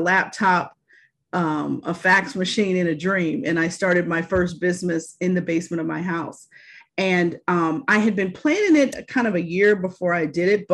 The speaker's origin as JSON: {"language": "English", "town": "Pittsburgh", "region": "Pennsylvania", "country": "United States", "tie": "born or raised there", "also_born_or_lived": "Philadelphia, Pennsylvania / Virginia", "moved": "as an adult", "said": "I got my first job in Market 20 Television in Pittsburgh, in my hometown, as an associate producer."}